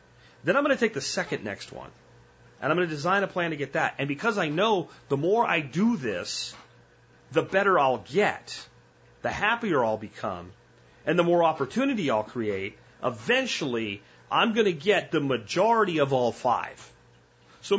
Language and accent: English; New Jersey, United States; moved away; I'm from Jersey. A lot of people don't know that. I was born in Jersey